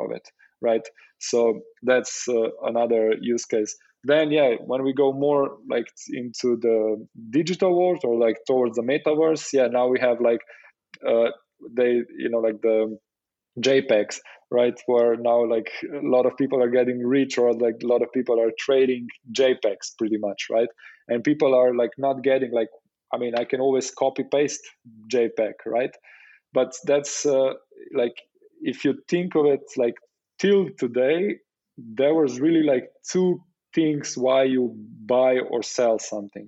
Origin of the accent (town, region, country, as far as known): Slovenia